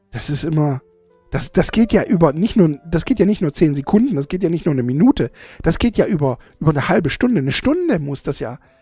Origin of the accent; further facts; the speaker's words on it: Germany; bei uns in Deutschland